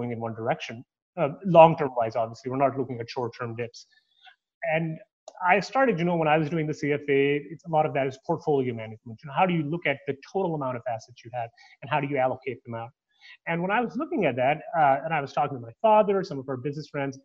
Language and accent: English; Canada; also born or lived in Toronto; now in United States; I'm Canadian